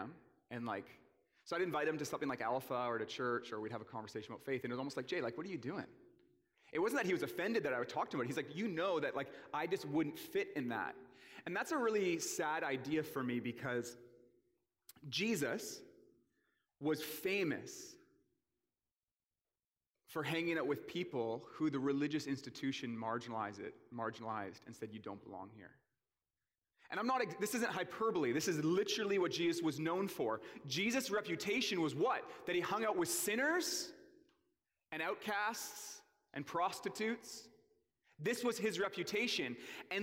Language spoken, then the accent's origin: English; Port Coquitlam, British Columbia, Canada; I grew up in the Tri-Cities in Port Coquitlam.